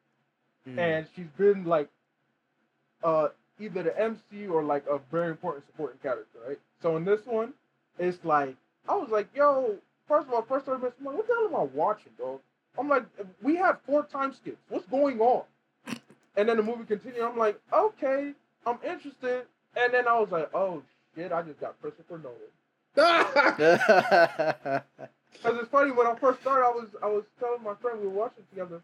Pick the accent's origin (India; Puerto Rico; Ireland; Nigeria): Nigeria; I'm Nigerian